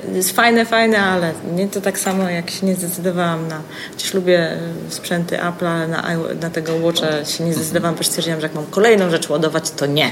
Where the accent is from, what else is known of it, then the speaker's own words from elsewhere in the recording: Gdańsk, Pomeranian Voivodeship, Poland; ja jestem z Gdańska